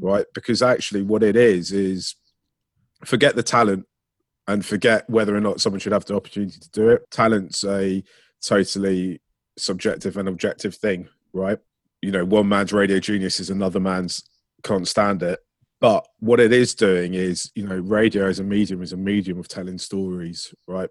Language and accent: English; Ealing, London, United Kingdom; I grew up in Ealing